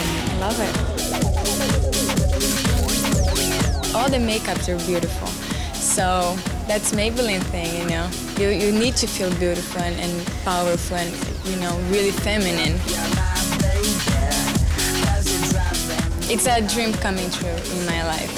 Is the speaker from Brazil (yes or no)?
yes; Brazil; I'm from Brazil, I'm 21 years old